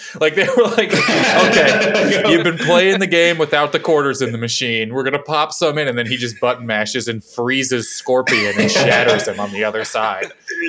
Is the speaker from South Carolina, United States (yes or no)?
no; Missouri, United States; he's from 3 minutes away from where I grew up in Missouri.